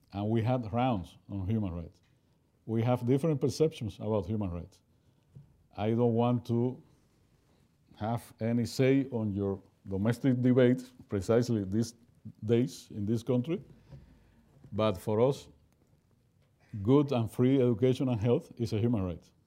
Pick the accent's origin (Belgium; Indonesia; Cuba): Cuba; I'm from Cuba